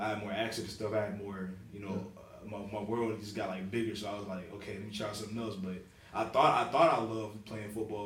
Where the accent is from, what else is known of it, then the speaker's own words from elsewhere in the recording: Texas, United States; moved away; I grew up in Texas.